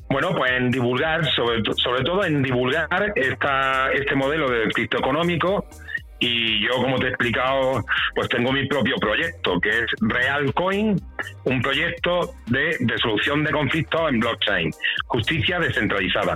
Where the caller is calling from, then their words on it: Granada, Andalusia, Spain; Saludos desde Granada